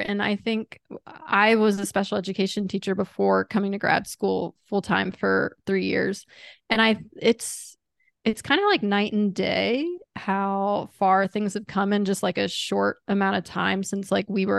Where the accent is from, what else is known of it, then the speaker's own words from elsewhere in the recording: Chesapeake, Virginia, United States; I grew up in Chesapeake